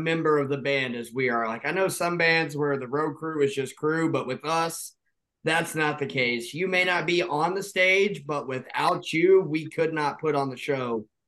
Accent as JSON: {"language": "English", "town": "Indianapolis", "region": "Indiana", "country": "United States", "said": "We're from Indianapolis, Indiana."}